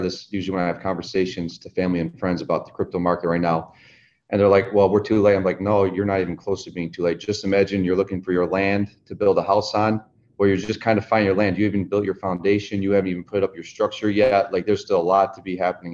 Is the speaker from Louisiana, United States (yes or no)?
no; Central New York, United States; moved away as an adult; now in Southwest Florida, United States; I'm originally from Central New York. Right, smack dab in the middle of New York State.